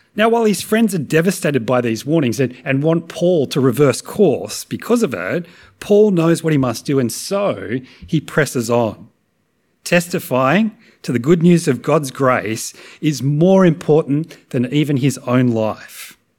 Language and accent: English; Australia; as Aussies